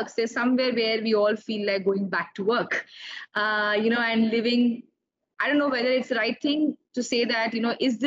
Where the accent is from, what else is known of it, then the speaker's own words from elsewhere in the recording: Delhi, India; I am a true Delhiite, born and brought up in Delhi.